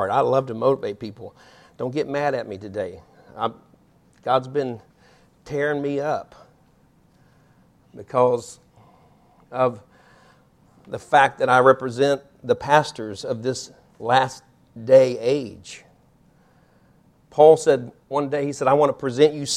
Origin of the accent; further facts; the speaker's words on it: Topeka, Kansas, United States; moved away as an adult; now in Alvin, Texas, United States; we grew up in Topeka, Kansas. Sandy grew up in Topeka, Kansas. I moved there when I was about 2 years old